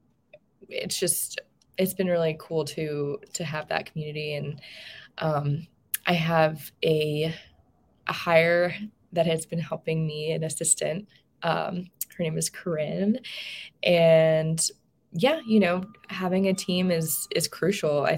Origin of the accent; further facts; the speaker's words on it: Tucson, Arizona, United States; where I grew up is in Tucson, Arizona